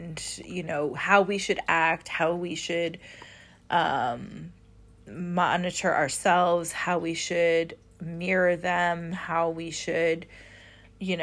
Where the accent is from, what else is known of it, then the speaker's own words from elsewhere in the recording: Midwest, United States; I grew up in the Midwest